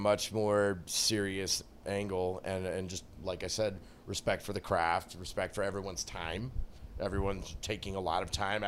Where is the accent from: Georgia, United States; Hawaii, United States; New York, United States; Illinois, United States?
Georgia, United States; Atlanta; I come down 5 hours from Atlanta. Atlanta, that's how we actually say it.